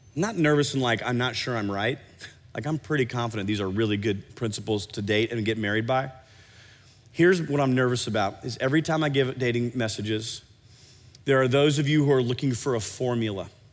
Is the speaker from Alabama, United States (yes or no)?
no; Iowa, United States; now in Oklahoma City, United States; I grew up in Iowa